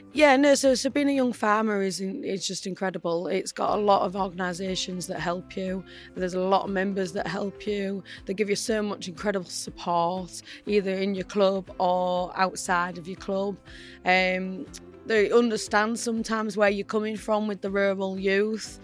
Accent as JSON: {"language": "English", "area": "East Riding of Yorkshire", "region": "Yorkshire and the Humber", "country": "United Kingdom", "said": "I'm from the East Riding of Yorkshire."}